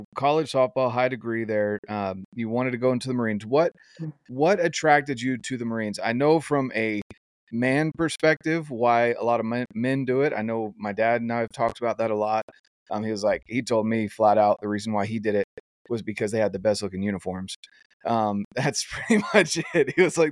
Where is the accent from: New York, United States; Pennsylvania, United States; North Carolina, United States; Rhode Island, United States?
North Carolina, United States; I grew up in North Carolina